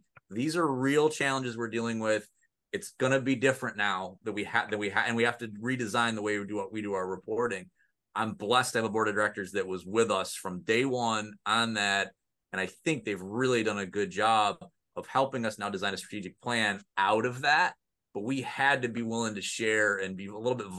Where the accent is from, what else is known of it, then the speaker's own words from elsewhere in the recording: Mexico, New York, United States; I grew up in Mexico, New York, which is just down the road, you know, 15 minutes away from Oswego